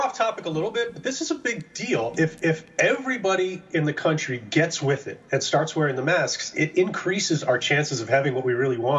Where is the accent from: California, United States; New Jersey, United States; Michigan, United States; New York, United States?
New York, United States; I'm a New Yorker, right?